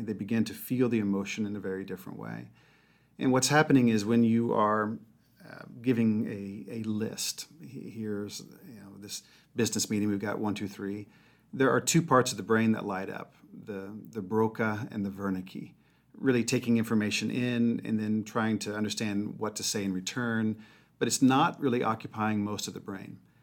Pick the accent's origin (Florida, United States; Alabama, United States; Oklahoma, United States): Alabama, United States; Mobile; I grew up in Mobile, Alabama